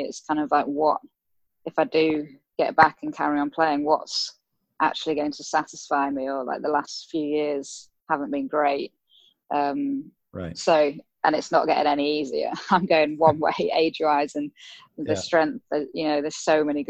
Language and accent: English; Harrogate, Yorkshire and the Humber, United Kingdom; locally in my hometown in Harrogate in Yorkshire